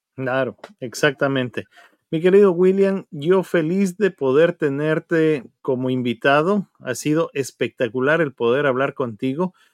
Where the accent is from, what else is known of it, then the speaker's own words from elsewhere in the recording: Ecuador; now in United States; mostrarnos como comunidad ecuatoriana